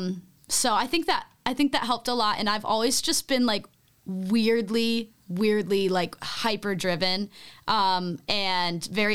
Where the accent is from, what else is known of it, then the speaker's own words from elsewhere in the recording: Illinois, United States; moved away as an adult; also born or lived in Toronto, Canada; I was born in Toronto and I grew up there until I was like 3. And then I moved to Illinois. And that's where really my whole life took place until college